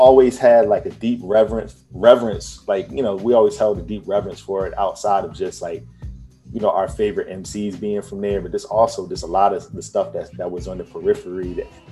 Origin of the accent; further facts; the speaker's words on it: Virginia, United States; I'm from Virginia